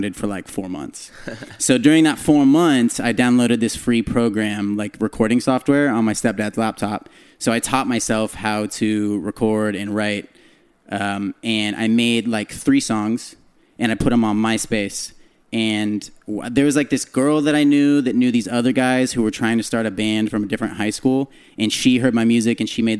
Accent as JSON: {"language": "English", "town": "San Jose", "region": "California", "country": "United States", "said": "I'm from the Bay. I'm from San Jose"}